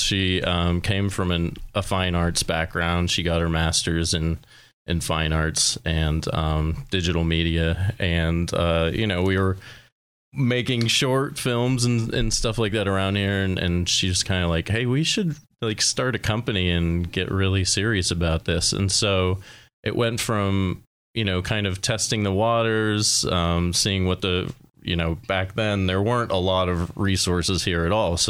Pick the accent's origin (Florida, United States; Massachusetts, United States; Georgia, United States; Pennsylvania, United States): Pennsylvania, United States; Albion; I'm a local as well. I'm from Albion originally